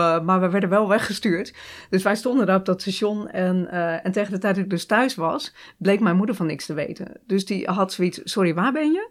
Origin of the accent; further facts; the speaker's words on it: Hardinxveld-Giessendam, South Holland, Netherlands; moved away; also born or lived in Rotterdam; ik woon in Harniksveld. dus ik kom echt uit de Alblasserwaard